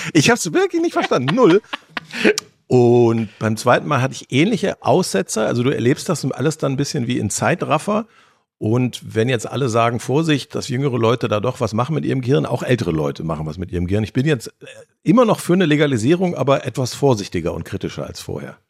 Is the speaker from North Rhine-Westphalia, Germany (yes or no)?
yes; North Rhine-Westphalia, Germany; als Ostwestfale